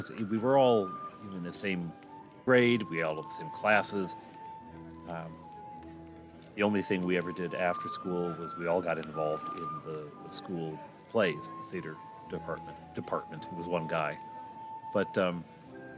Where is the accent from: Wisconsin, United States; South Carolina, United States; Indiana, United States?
Wisconsin, United States; Janesville; my hometown, Janesville, Wisconsin